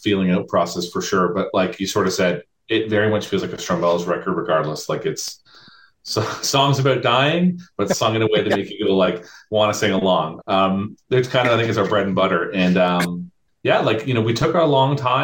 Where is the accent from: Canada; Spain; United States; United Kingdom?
Canada; as a Canadian